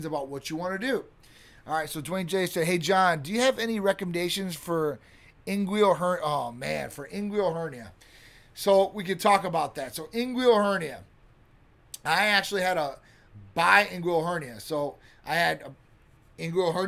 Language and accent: English; Midwest, United States; now in Florida, United States; I grew up in the Midwest